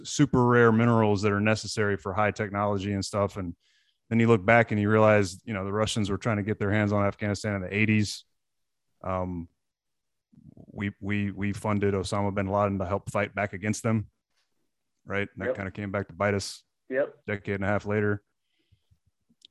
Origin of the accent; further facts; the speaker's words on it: Portland, Texas, United States; I grew up in Portland